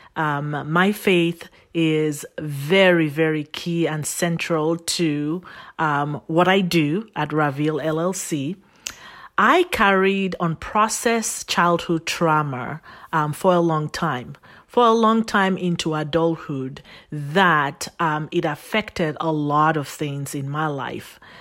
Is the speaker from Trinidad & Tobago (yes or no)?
no; Nigeria; also born or lived in Phoenix, Arizona, United States; now in United States; I was sent on, um, the long fly from here, U S A to Nigeria, Africa. And I was raised by my paternal grandparents. And so I grew up with them